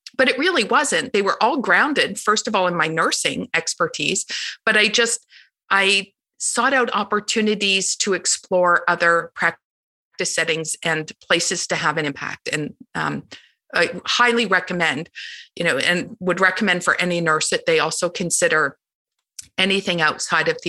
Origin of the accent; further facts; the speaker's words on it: Canada; moved away as an adult; also born or lived in Toronto area; now in United States; I'm from Canada, and I had moved down to the US in 2013.